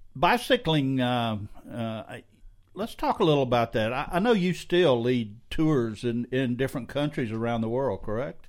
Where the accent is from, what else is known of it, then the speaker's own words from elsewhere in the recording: Scotland, United Kingdom; I'm Scottish